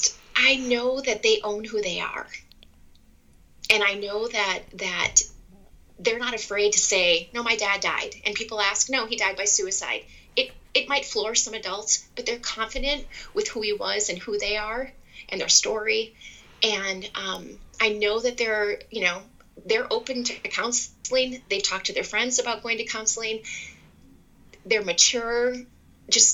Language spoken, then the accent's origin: English; Wisconsin, United States; I went to the University of Wisconsin. I'm from Wisconsin